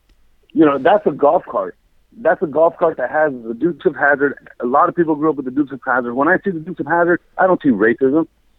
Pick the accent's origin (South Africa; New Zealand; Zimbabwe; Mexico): Mexico; moved away; I'm from Mexico